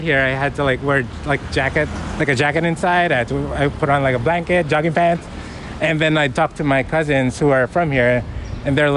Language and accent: English; Philippines; I'm from the Philippines